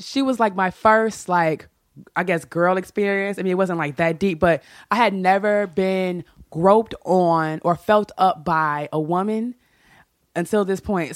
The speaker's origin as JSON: {"language": "English", "town": "Chicago", "region": "Illinois", "country": "United States", "said": "I'm from Chicago"}